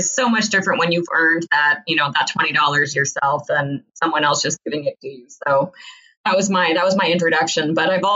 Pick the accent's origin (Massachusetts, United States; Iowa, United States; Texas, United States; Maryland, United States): Iowa, United States; when I was growing up in Iowa